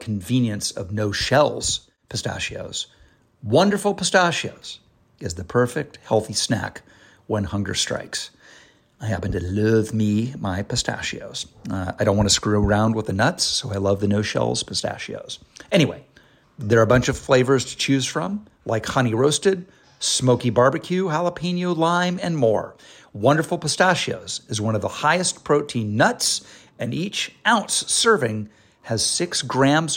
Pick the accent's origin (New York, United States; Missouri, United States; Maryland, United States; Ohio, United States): Ohio, United States; Dayton; moved away; I'm from Dayton, from Ohio